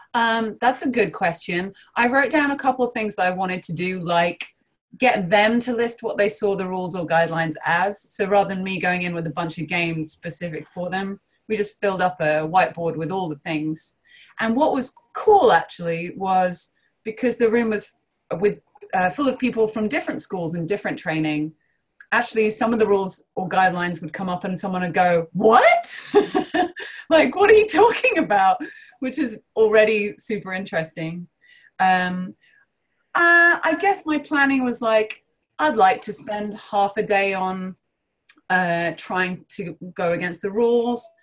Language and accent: English; London, United Kingdom; I'm from London.